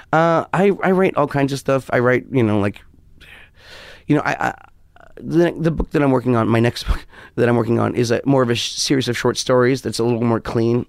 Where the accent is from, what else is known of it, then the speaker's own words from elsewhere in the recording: New York, United States; also born or lived in West Hollywood; I'm a New Yorker through and through.